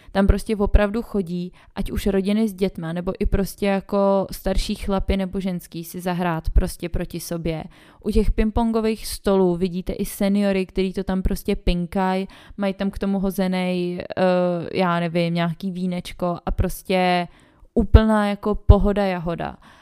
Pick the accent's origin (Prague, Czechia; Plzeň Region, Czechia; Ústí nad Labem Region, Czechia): Prague, Czechia; moved away as an adult; now in Vienna, Austria; té rodiny mám především stále v Praze, odkud pocházím